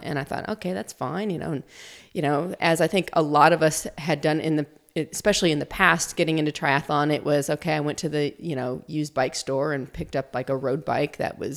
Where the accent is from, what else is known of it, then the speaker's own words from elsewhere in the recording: Illinois, United States; moved away as an adult; also born or lived in Tucson, Arizona; So I'm from the States. I grew up in a small town in Illinois, but have been in Tucson, Arizona now for 20 years.